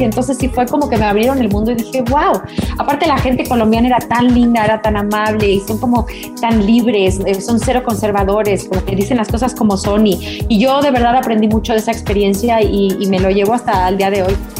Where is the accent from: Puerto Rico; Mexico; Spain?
Mexico; soy mexicana, yo canto música este, mexicana desde que tengo nueve años